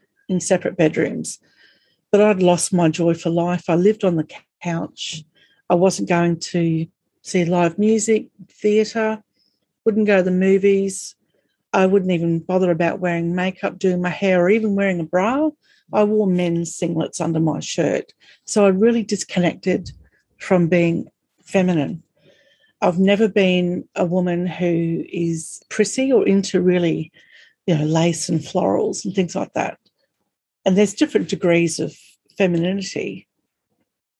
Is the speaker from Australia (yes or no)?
yes; Australia; accent: strine; we're Australian and we have this really strawny accent